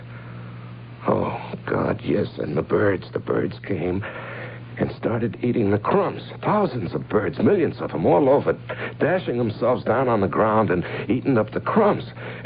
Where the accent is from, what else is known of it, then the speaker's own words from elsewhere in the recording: Cincinnati, Ohio, United States; Well, I grew up in Cincinnati.